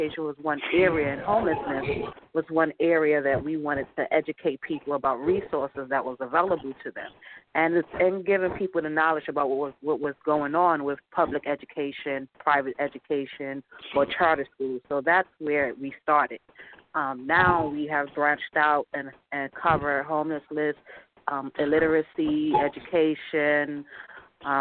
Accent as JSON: {"language": "English", "town": "New York City", "region": "New York", "country": "United States", "said": "I'm from Brooklyn, New York"}